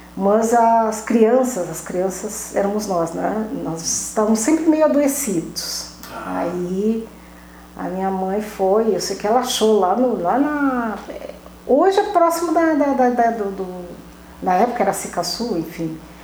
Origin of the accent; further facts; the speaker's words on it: Pelotas, Rio Grande do Sul, Brazil; moved away as an adult; also born or lived in Camaquã / Santa Vitória do Palmar / São Paulo / Alvorada; para Pelotas eu vim aos cinco anos